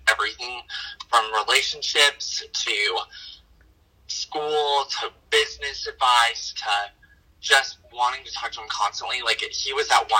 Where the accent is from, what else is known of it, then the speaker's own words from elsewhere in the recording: Kirby, Wyoming, United States; also born or lived in Thermopolis, Wyoming; And I actually grew up in a town smaller than that. It was in Kirby, Wyoming